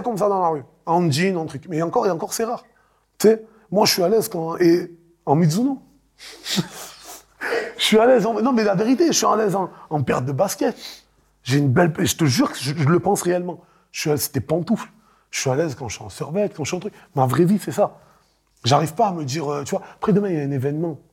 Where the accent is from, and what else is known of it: Marseille, Provence-Alpes-Côte d'Azur, France; born or raised there